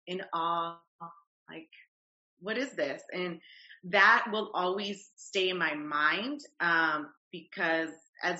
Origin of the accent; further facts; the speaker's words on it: Los Angeles, California, United States; moved away as an adult; also born or lived in Santa Barbara, California; now in Atlanta, United States; I'm originally from Los Angeles, California. I currently live in Atlanta, Georgia. My career brought me here, but most of my childhood has been in Los Angeles